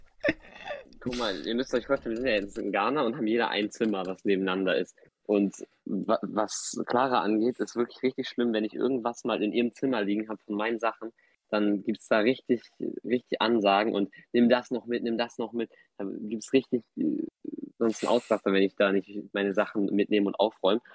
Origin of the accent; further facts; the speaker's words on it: Hamburg, Germany; in Hamburg zur Schule gegangen die ganze Zeit